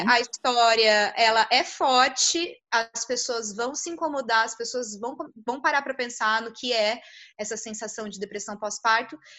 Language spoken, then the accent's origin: Portuguese; São José dos Campos, São Paulo, Brazil; eu sou de São José, mas eu assisti aqui em Taubaté